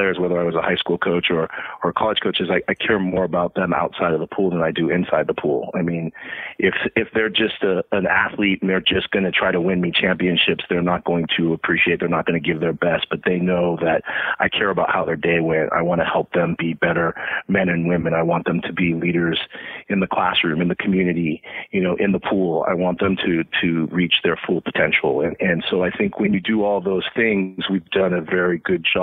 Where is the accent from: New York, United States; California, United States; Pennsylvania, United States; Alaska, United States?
California, United States; Menlo Park; I grew up in the Bay Area, in Menlo Park. So right next to Stanford. I was actually born at Stanford Hospital